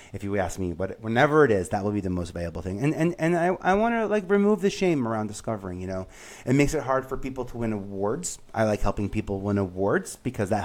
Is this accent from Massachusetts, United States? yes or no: no; New York City, New York, United States; moved away; I grew up in Staten Island